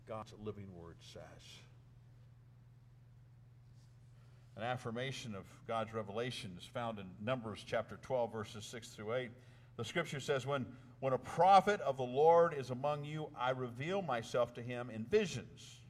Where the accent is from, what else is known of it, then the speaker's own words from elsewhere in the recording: northern New Mexico, United States; moved away as an adult; I came home from Southwestern Seminary all the way to Lindroth, New Mexico, up in northern New Mexico